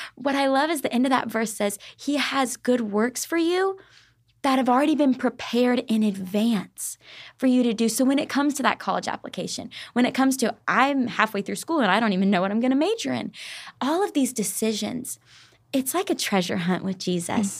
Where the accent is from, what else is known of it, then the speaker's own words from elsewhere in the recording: Arkansas, United States; moved away as an adult; also born or lived in Tennessee; now in Nashville, United States; I was born and raised in Arkansas for the first eighteen years of my life